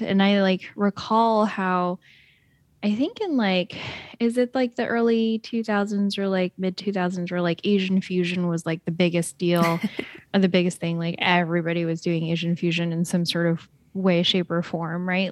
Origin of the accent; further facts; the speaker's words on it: Shanghai, China; now in United States; Shanghai, which is, like, my hometown